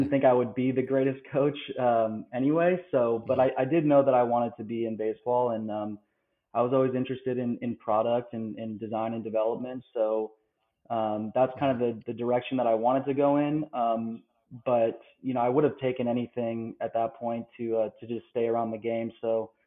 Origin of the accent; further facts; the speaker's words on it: Los Angeles, California, United States; moved away as an adult; also born or lived in Berkeley, California; now in Baton Rouge, United States; I'm from Los Angeles originally. Small town, just close to like Santa Monica area